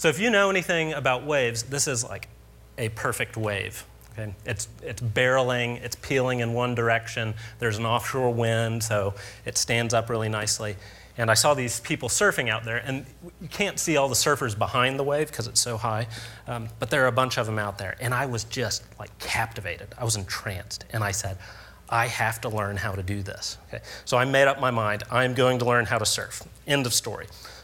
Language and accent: English; Tallahassee, Florida, United States; accent: Southern; moved away as an adult; also born or lived in Wisconsin; now in Kansas, United States; I grew up in Tallahassee, Florida, in the Panhandle